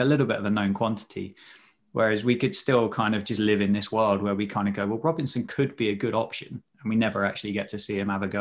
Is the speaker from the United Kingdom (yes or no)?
yes; Sussex, South East England, United Kingdom; I'm from Sussex